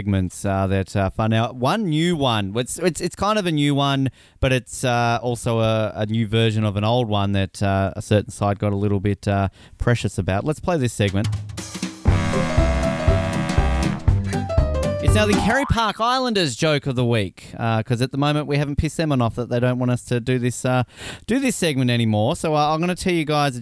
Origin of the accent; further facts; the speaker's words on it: Australia; now in Canada; As an Australian